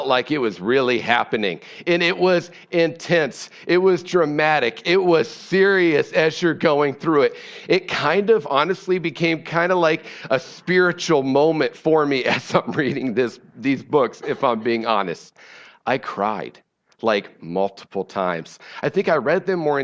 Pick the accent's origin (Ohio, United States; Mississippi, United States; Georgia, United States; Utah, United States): Ohio, United States; moved away; I'm from Ohio, and so I'm a Cleveland Browns fan